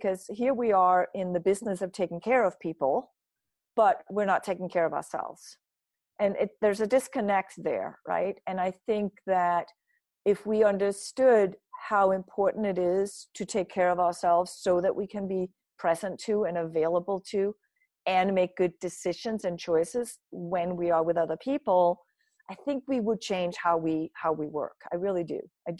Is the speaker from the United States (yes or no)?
no; Denmark; I grew up in Denmark. So it's part of my culture that everybody in a company stops for lunch.